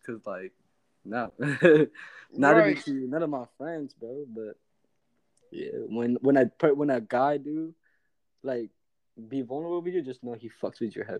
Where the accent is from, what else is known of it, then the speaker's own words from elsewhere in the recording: the South, United States; Trust me. I'm from the South.